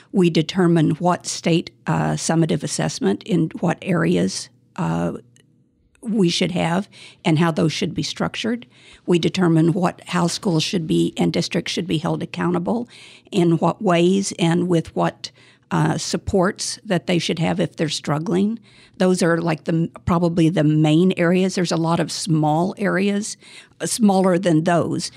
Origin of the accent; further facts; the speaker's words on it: Tulsa, Oklahoma, United States; moved away as an adult; also born or lived in Washington, D.C.; now in Bay Area, United States; I was, uh, born and raised in Tulsa, Oklahoma